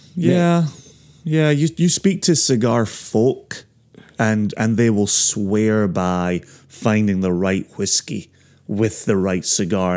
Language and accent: English; Ayr, Scotland, United Kingdom; moved away as an adult; also born or lived in Aberdeen; now in United States; I may ultimately get to pour in my hometown